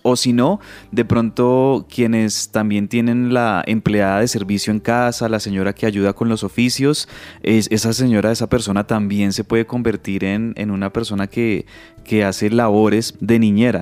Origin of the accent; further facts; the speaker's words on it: Colombia; en un país como nosotros, en Colombia